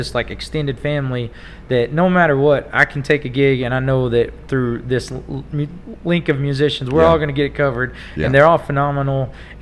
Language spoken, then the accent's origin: English; Tulia, Texas, United States; now in Amarillo, United States; I was from Tulia, and I played a lot in Lubbock and in college and stuff.